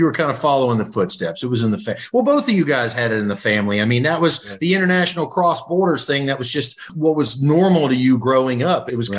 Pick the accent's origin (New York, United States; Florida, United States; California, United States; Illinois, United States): Florida, United States; I'm from Florida, born in Florida, Florida native, as far as you can go back.